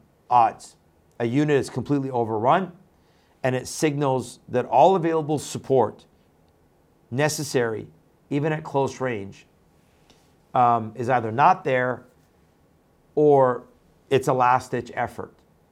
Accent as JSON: {"language": "English", "region": "Texas", "country": "United States", "tie": "born or raised there", "said": "That is especially the case here in my home state of Texas."}